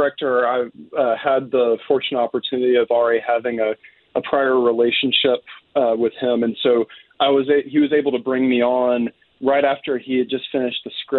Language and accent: English; Decatur, Alabama, United States; moved away as an adult; also born or lived in Mississippi / Indiana; now in Bloomington, United States; I'm from Decatur, Alabama. It's in northern Alabama near Huntsville.